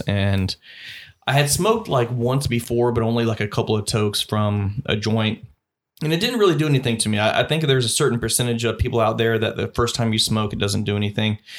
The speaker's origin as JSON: {"language": "English", "town": "Columbus", "region": "Georgia", "country": "United States", "tie": "born or raised there", "said": "from my hometown of Columbus, Georgia"}